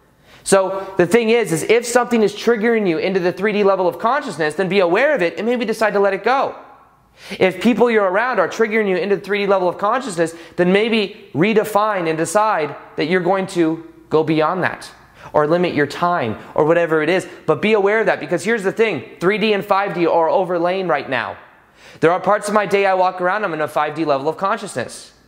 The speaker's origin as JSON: {"language": "English", "country": "United States", "said": "being American"}